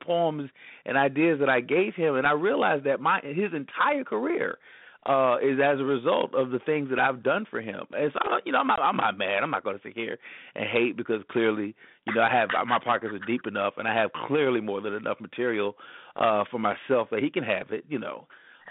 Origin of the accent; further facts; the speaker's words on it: Columbia, South Carolina, United States; also born or lived in Orlando / Atlanta / Charlotte; I said, well, I'm originally from Columbia, South Carolina. I was born and raised there. I've lived a few other different places. I've lived in Orlando, Florida, Atlanta, Georgia, Charlotte, North Carolina, and currently back in Columbia, South Carolina.